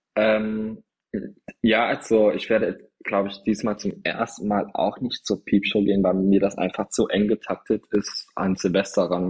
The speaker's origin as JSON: {"language": "German", "town": "Trier", "region": "Rhineland-Palatinate", "country": "Germany", "tie": "born or raised there", "moved": "yes", "lives_now": "Berlin, Germany", "said": "da wo ich herkomme"}